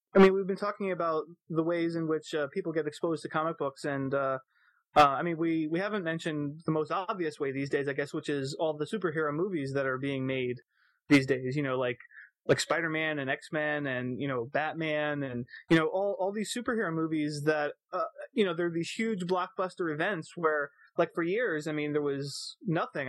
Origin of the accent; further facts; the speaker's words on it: Florida, United States; I grew up mostly in Florida